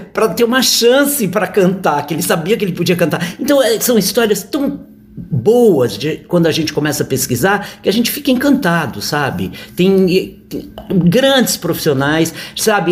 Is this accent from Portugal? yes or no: no; Santos, São Paulo, Brazil; now in São Paulo, Brazil; Eu sou santista, é, nascido em Santos